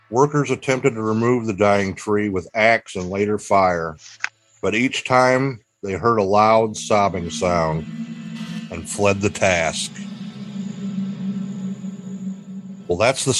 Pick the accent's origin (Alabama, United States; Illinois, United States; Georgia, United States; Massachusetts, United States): Illinois, United States; Bartonville; my hometown of Bartonville, Illinois